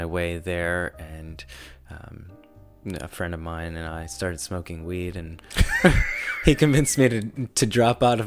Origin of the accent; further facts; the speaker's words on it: Springfield, Massachusetts, United States; also born or lived in North Carolina; now in Savannah, United States; So I was born in Western Massachusetts.